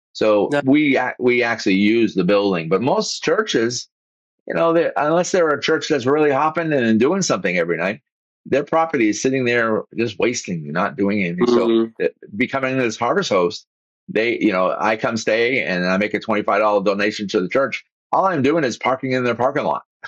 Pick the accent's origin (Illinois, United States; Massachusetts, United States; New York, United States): Massachusetts, United States; also born or lived in Boston / Vero Beach, Florida; now in Florida, United States; I grew up in Massachusetts. We had forty thousand. We were paper mill, plastic, you know, city kind of thing.